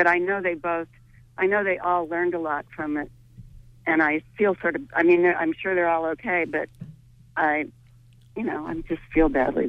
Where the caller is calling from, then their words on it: St. George, Maine, United States; I'm calling from St. George, Maine.